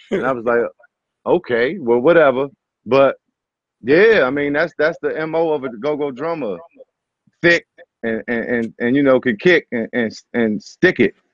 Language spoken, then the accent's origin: English; Riverdale, Maryland, United States; also born or lived in Hyattsville; Like I'm from Riverdale and Hyattsville.